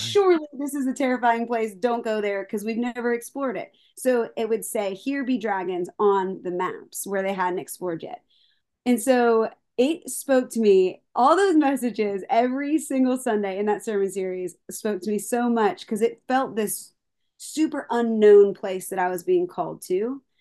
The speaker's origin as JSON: {"language": "English", "town": "Palmyra", "region": "Pennsylvania", "country": "United States", "tie": "born or raised there", "moved": "as an adult", "lives_now": "Nashville, United States", "said": "I'm originally from Paul Myra, right next to Hershey, but no one knows Paul Myra, but everyone knows Hershey"}